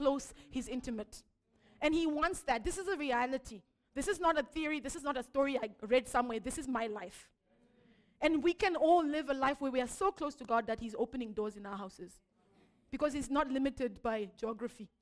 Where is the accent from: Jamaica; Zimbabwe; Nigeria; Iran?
Zimbabwe; I'm from Zimbabwe